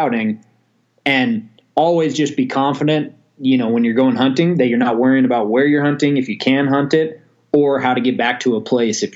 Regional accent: Montana, United States; I'm from Montana, born and raised here originally

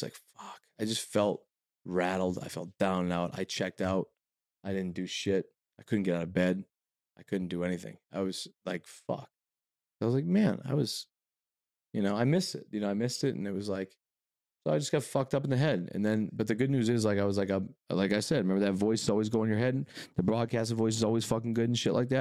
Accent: New England, United States; now in Los Angeles, United States; I was born and raised in New England.

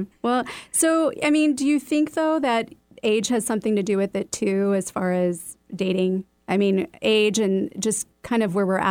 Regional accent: Chicago, Illinois, United States; now in Seattle, United States; I'm from Chicago

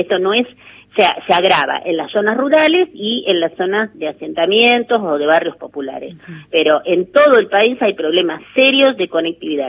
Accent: La Pampa, Argentina; soy de La Pampa

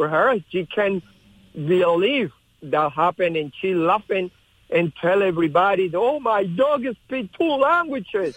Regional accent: Colombia; English is a second language; moved away as an adult; now in United States; I come from Colombia

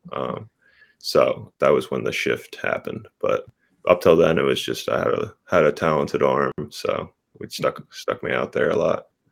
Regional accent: Pittsburgh, Pennsylvania, United States; I was born born in Pittsburgh. We moved a little further south, but still in the Pittsburgh area uh, for my whole childhood. So Pittsburgh's home.

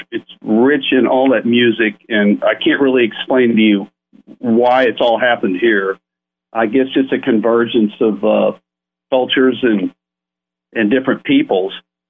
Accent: Dallas, Texas, United States; I didn't realize how lucky I had it growing up in Dallas with so many great musicians around playing in the clubs.

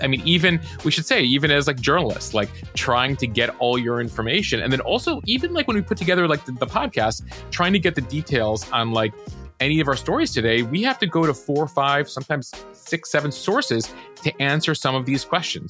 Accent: Chicago, Illinois, United States; I'm from Chicago

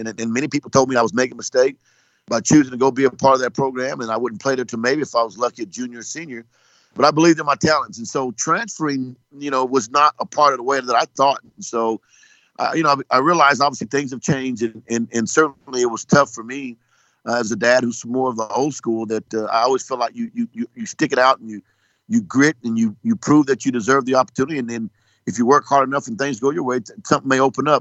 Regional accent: Lawton, Oklahoma, United States; I grew up in Lawton, Oklahoma

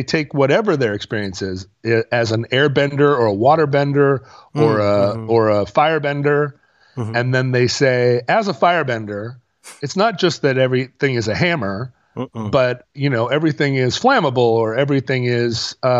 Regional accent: Oakland, California, United States; No, I grew up in East Oakland. Like I can talk about hip hop.

